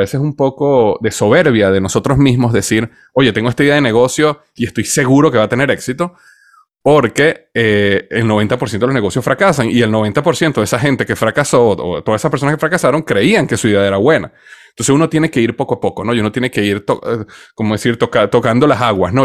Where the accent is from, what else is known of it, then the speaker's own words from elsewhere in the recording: Venezuela; moved away as an adult; also born or lived in United States / Cincinnati; nací en Estados Unidos, pero crecí en Venezuela